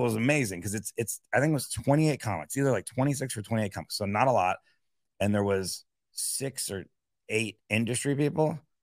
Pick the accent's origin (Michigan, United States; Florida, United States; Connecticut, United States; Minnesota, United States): Florida, United States; Miami; also born or lived in upstate New York; I'm from Miami